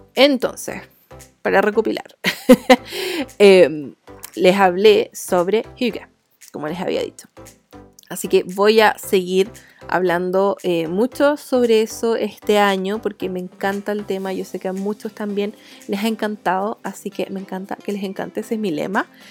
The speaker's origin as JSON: {"language": "Spanish", "country": "Chile", "accent": "chileno", "said": "yo soy de Chile, entonces hablo así"}